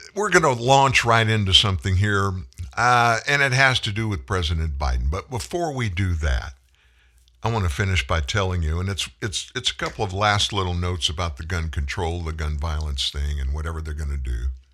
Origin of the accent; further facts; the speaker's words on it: South Louisiana, United States; I'm from South Louisiana. I grew up with a gun in my hand